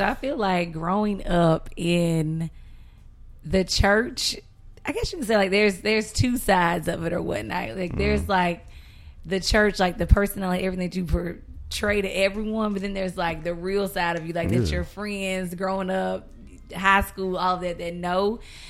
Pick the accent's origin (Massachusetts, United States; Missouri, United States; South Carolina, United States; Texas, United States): South Carolina, United States; South Carolina.